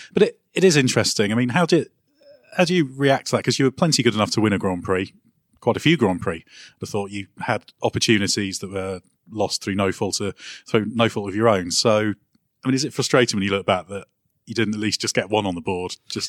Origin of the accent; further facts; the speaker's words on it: Guernsey; I'm originally from Guernsey